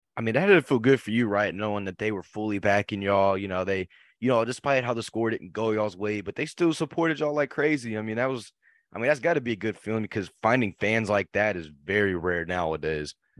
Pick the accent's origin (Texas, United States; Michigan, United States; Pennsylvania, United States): Texas, United States; Fort Worth; I'm from Fort Worth